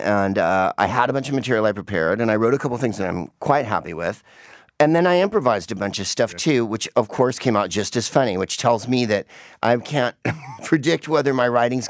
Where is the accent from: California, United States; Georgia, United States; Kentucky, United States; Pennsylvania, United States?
California, United States; San Francisco; I'm from San Francisco